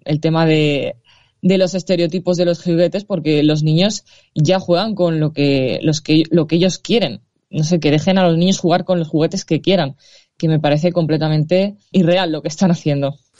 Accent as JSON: {"language": "Spanish", "town": "Valencia", "region": "Valencian Community", "country": "Spain", "said": "Yo soy de Valencia y aquí el valenciano también es una lengua oficial"}